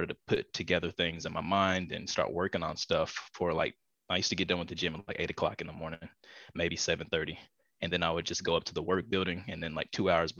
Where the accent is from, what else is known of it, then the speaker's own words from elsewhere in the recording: East Coast, United States; moved away; also born or lived in Pasadena, Los Angeles; I'm originally from the East Coast and moved over here to the West Coast